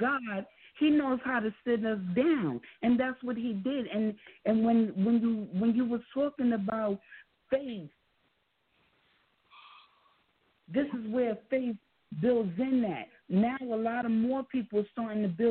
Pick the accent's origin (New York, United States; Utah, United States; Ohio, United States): New York, United States; New York City; we're from New York City